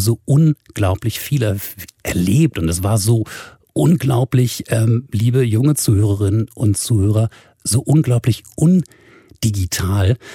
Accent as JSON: {"language": "German", "country": "Germany", "said": "als Deutsche Kids"}